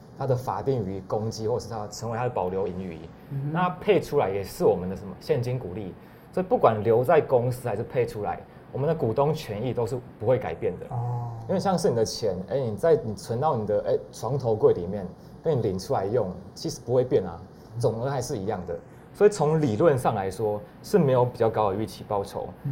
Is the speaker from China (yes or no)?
no; Taiwan; 像是我们台湾人投资美股要承担什么汇率风险？